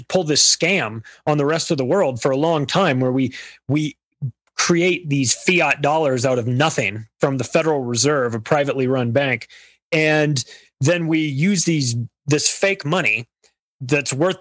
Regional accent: United States; I'm an American born here, have lived here my whole life

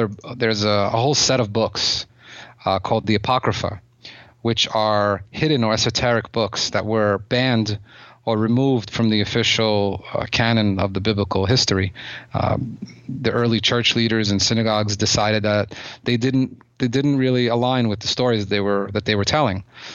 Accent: Odesa, Odesa Oblast, Ukraine; Yeah, I was born in Ukraine. The city that it's a complicated subject, because the city that I came from, Odessa, was most major cities in Ukraine at the time

